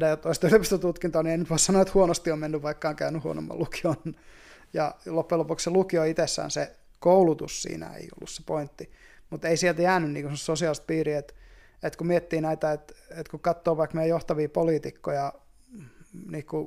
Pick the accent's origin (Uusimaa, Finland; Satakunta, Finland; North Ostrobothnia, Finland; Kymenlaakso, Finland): Kymenlaakso, Finland; Hamina; Haminan seudulta, niin, joo. Entistä niin, Vehkalahtia. Tietyllä tavalla ollaan maalta kuitenkin.